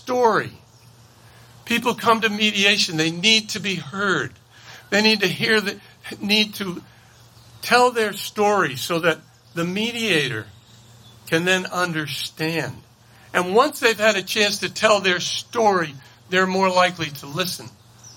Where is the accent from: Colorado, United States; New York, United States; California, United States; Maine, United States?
Maine, United States; I grew up poor in Maine